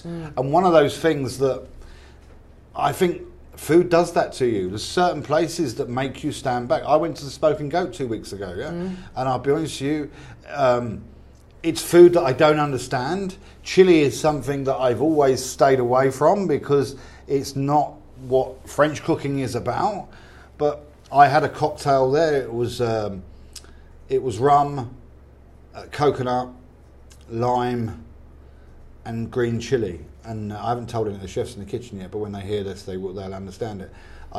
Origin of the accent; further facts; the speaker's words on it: England, United Kingdom; We're English.